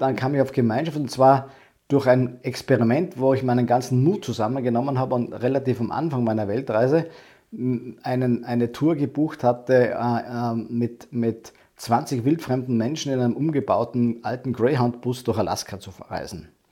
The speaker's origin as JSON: {"language": "German", "area": "Lake Constance area, western Austria", "region": "Vorarlberg", "country": "Austria", "also_born_or_lived": "Vienna, Austria", "moved": "as an adult", "said": "Ich bin ursprünglich nicht aus Wien, ich komme aus dem Westen vom Bodensee, also Westen Österreichs."}